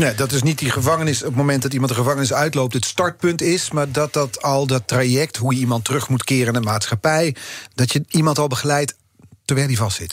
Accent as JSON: {"language": "Dutch", "country": "Netherlands", "said": "wij als Nederlanders"}